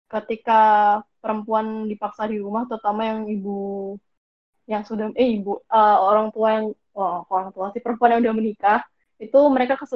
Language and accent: Indonesian; Bali, Indonesia; Kalau kalau di daerahku sendiri, karena aku dari karena aku dari Bali